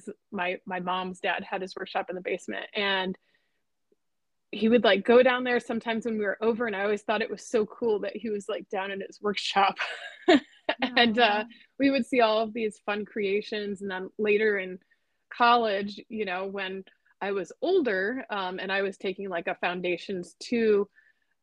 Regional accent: Northwest Indiana, United States; moved away as an adult; now in Orange County, California, United States; I grew up an hour outside Chicago in Northwest Indiana

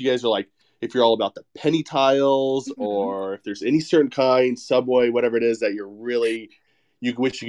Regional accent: Arizona, United States; I'm from Arizona. We have a Floor and Decor out here

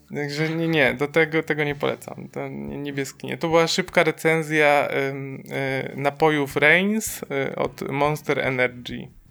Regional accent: Silesian Voivodeship, Poland; my jesteśmy ze Śląska

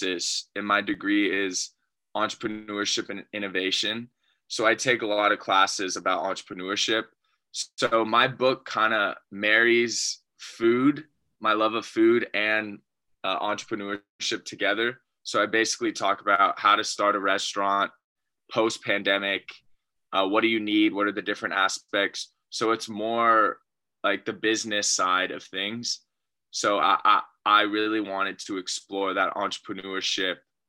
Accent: Los Gatos, California, United States; So I'm born and raised in Northern California, from a small town called Los Gatos.

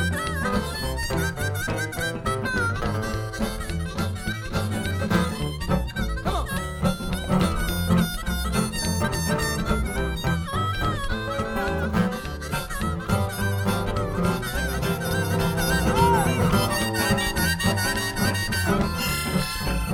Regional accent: St. Louis, Missouri, United States; We come from South City, St. Louis, Missouri

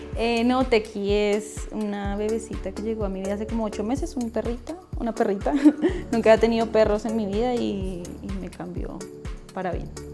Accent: Funza, Cundinamarca, Colombia; also born or lived in Bogotá; nací en Bogotá, pero viví en Funza como hasta los 22, 23 años.

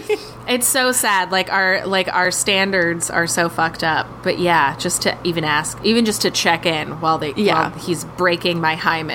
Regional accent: New York, United States; as a New Yorker

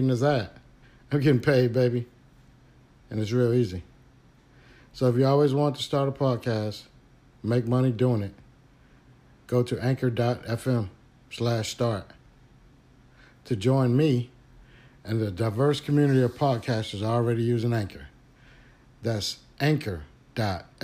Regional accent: Houston, Texas, United States; moved away; I grew up in Houston's historic Fifth Ward

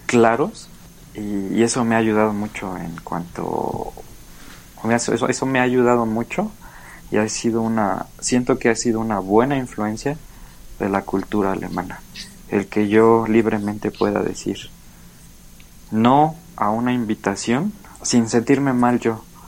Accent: Mexico; moved away as an adult; now in Germany; yo sé que soy mexicano

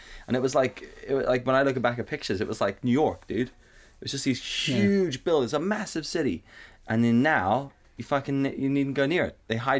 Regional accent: Johannesburg, Gauteng, South Africa; now in Northern Ireland, United Kingdom; I mean, I was born in Johannesburg.

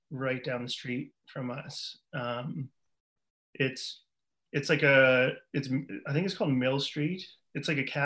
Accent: Fredericton, New Brunswick, Canada; Born and raised in Fredericton.

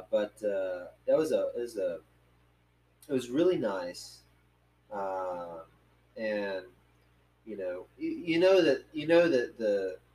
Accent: North Carolina, United States; I grew up in North Carolina

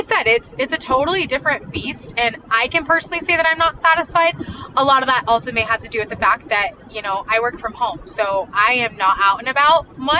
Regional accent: Colville, Washington, United States; moved away as an adult; also born or lived in California / Dallas, Texas; now in Texas, United States; we grew up mostly in Colville, and so Spokane was the next biggest city, and it's about the same distance away.

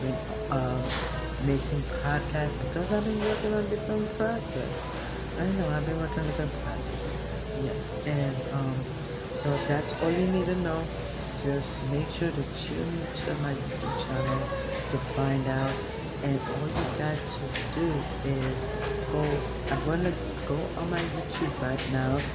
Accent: Kingston, Jamaica; I was born in Kingston, Jamaica, and growing up in Jamaica was a great experience

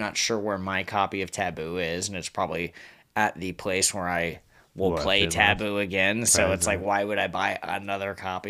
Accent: Bellevue, Washington, United States; I grew up in Bellevue.

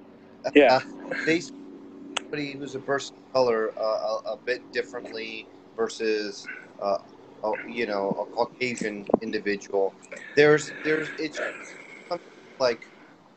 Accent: Mid-Atlantic, United States; moved away; I'm not from this where I work. I'm from the East. I'm from the Mid-Atlantic.

